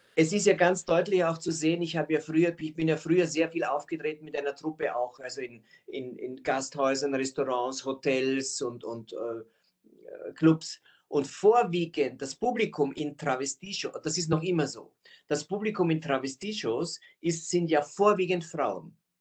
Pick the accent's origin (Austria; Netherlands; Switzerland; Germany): Austria; Aber ich bin Österreicher